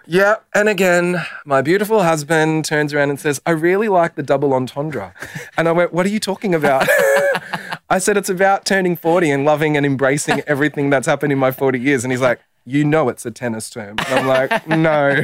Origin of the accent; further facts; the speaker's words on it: Werribee, Victoria, Australia; I'm a bogan from Werribee